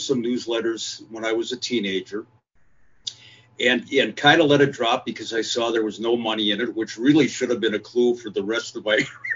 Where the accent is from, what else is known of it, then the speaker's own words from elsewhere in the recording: Minneapolis, Minnesota, United States; also born or lived in St. Louis Park, Minnesota; I was born and raised in Minneapolis, lived on the north side of Minneapolis for a long time. And then when I started high school, I moved to a suburb, St. Louis Park